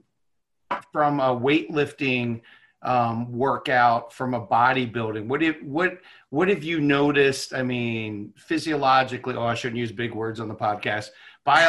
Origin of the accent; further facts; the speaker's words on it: Baltimore, Maryland, United States; moved away; I'm from Baltimore originally.